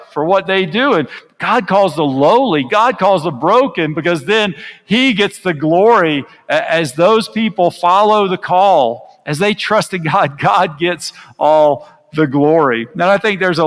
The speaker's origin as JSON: {"language": "English", "country": "United States", "moved": "yes", "lives_now": "Guatemala", "said": "I'm from the United States"}